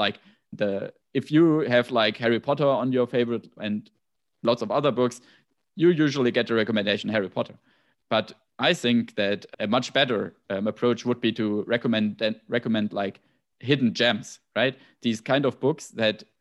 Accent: Germany; accent: German; English is a second language; My German accent is this

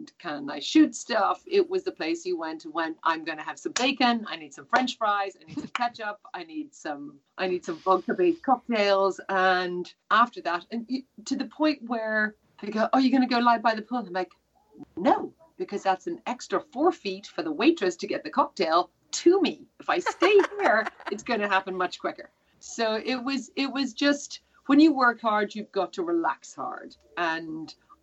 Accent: Ireland; I'm Irish

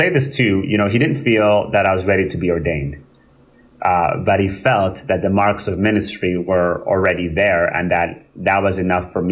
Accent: Winnipeg, Manitoba, Canada; also born or lived in Rwanda / France / England / Calgary; now in Brandon, Canada; I grew up in Winnipeg

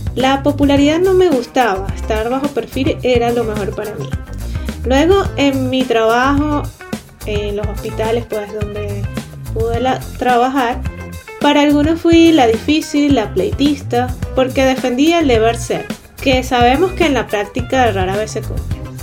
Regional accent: Venezuela

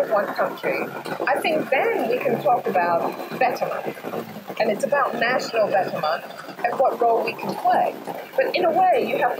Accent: Hong Kong; also born or lived in England; growing up in Hong Kong and studying in England, in the West

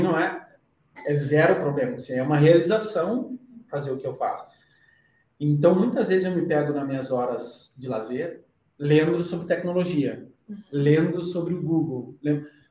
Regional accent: Rio Grande do Sul, Brazil; moved away as an adult; now in São Paulo, Brazil; eu sou do Rio Grande do Sul, a gente tem uma cultura muito forte de, de viver em família.

